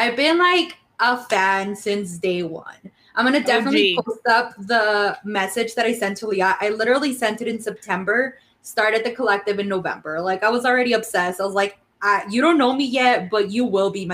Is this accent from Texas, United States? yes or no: yes; El Paso, Texas, United States; English is a second language; also born or lived in Ciudad Juarez, Chihuahua, Mexico; She met my stepdad when I was 8 years old, and then I immigrated legally, y'all, to the United States. So I studied here. I grew up here.